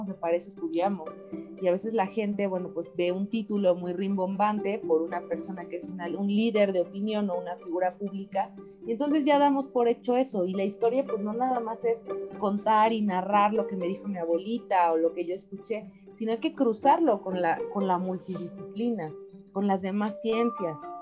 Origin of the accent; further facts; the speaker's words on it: Mexico; como mexicana